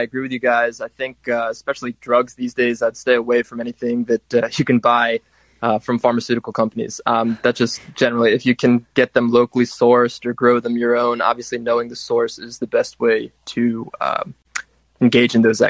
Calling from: New Jersey, United States; from New Jersey.

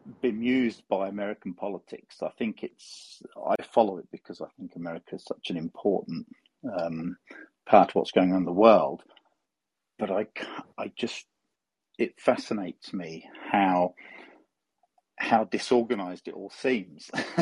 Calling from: Australia; also born or lived in United Kingdom; I'm calling in from Australia.

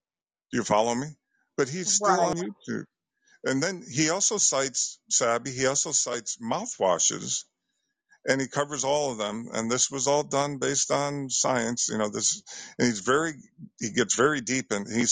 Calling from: Bridgeport, Connecticut, United States; I'm calling from Connecticut, the Bridgeport area.

